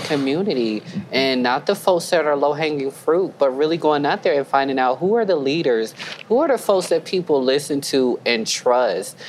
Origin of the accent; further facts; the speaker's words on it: the Carolinas, United States; I'm from the South too. I'm from mm. the Carolinas